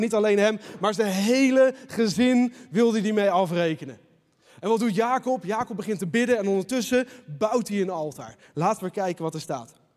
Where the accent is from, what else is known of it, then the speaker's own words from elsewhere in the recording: Leiden, South Holland, Netherlands; Als echte Leidenaar